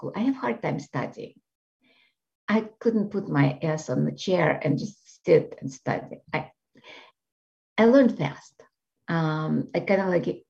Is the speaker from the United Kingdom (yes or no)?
no; Russia; moved away; I grew up in Russia